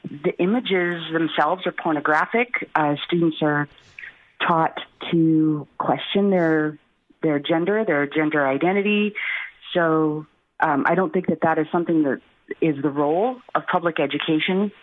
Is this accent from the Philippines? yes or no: yes; Philippines; now in Everett, United States; I am half Filipino. I was born in the Philippines. I'm an immigrant and a naturalized citizen.